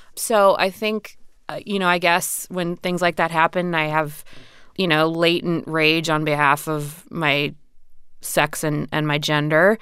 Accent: Indiana, United States; I grew up in a rural area in Indiana.

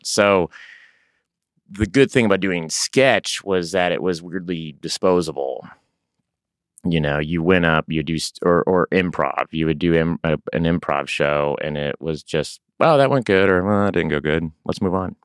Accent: Tulsa, Oklahoma, United States; moved away as an adult; now in Los Angeles, United States; I grew up in Tulsa, Oklahoma

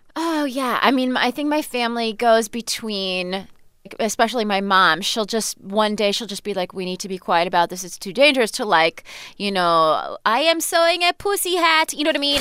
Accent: United States; also born or lived in Virginia / Iran (ancestry); I was actually born here. We lived in Virginia, you know, when I was a baby.

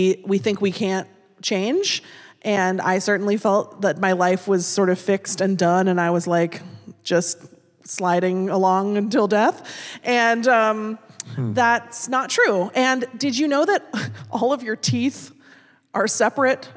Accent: Seattle, Washington, United States; I'm from Seattle. I grew up here. My parents grew up here

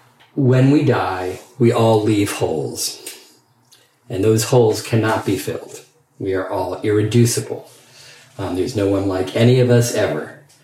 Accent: England, United Kingdom; as a gay man growing up in Alan Turing's England, where sexual activity was punishable by chemical castration, that was a plausible fear to have.

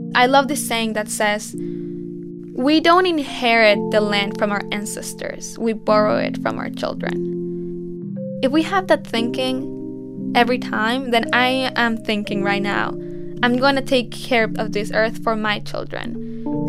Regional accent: Mexico; It's the most polluted river in Mexico, and it's right by my hometown.

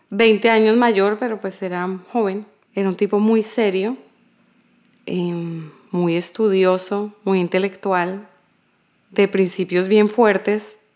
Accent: Barranquilla, Atlántico, Colombia; moved away; also born or lived in Bogotá; Nací en Colombia, en Barranquilla.

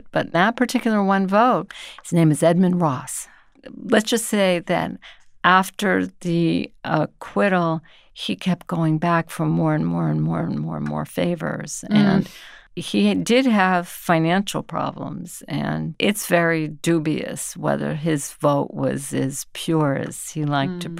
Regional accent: Ponce, Puerto Rico; I'm from Ponce, Puerto Rico

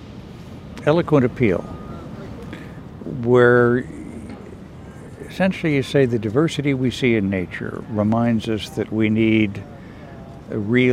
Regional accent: Chicago, Illinois, United States; I'm really a Chicagoan

